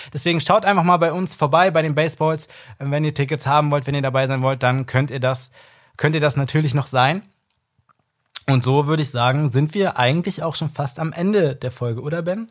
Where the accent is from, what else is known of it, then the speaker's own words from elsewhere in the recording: Berlin, Germany; ich bin ja in Berlin und Umgebung aufgewachsen